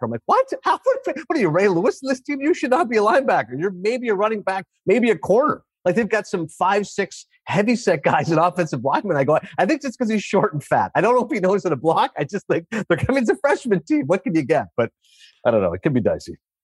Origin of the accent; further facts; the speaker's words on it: Canada; As a Canadian